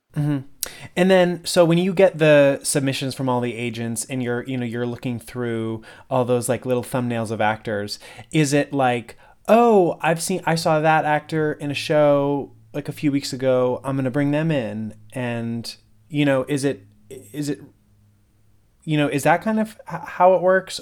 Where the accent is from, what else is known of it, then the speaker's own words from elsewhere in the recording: West Springfield, Massachusetts, United States; I grew up in West Springfield, just down the road.